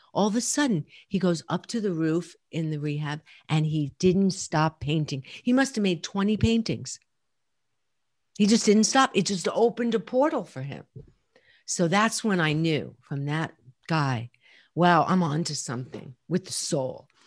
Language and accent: English; New York City, New York, United States; I grew up in Brooklyn and Queens, right? So I'm definitely a New Yorker